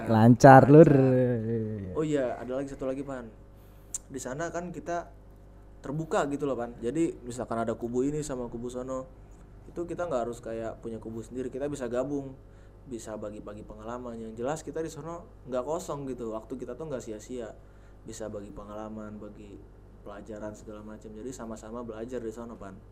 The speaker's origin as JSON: {"language": "Indonesian", "town": "Padang", "region": "West Sumatra", "country": "Indonesia", "said": "panggil gua Padang karena gua dari Padang."}